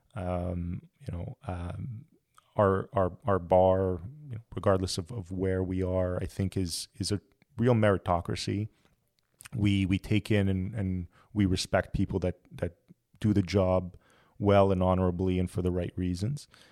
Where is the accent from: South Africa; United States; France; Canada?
Canada; Montreal, Quebec; moved away as an adult; I'm originally from Montreal